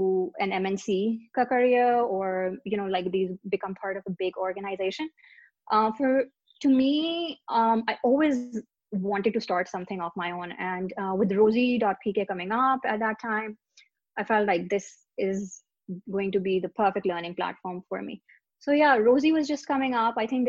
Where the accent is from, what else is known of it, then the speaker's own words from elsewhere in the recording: Pakistan; also born or lived in Lahore; So I was born in Lahore, raised all over Pakistan. I'm a typical military brat.